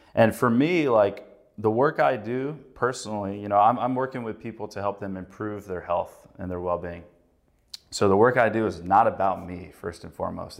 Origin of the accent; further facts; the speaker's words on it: North Carolina, United States; moved away as an adult; now in Chicago, United States; I grew up in North Carolina